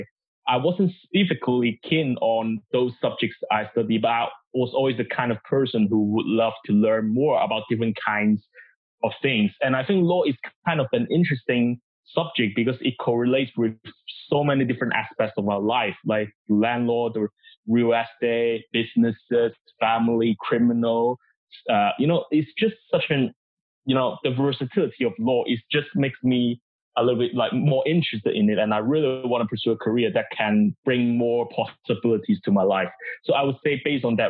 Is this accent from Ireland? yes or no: no; Hong Kong; moved away as an adult; also born or lived in Guangdong, China / Cambridge; I moved to Hong Kong with my family